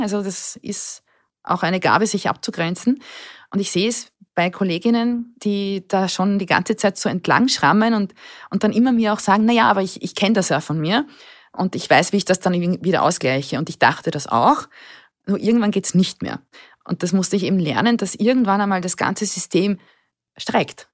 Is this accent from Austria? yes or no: yes; Burgenland, Austria; Ich bin das älteste von drei Kindern, aufgewachsen im Burgenland in einem kleinen Dorf